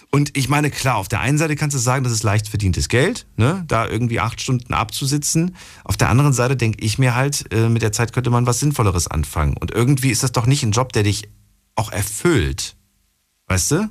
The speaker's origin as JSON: {"language": "German", "town": "Frankfurt", "region": "Hesse", "country": "Germany", "said": "bei uns in Frankfurt"}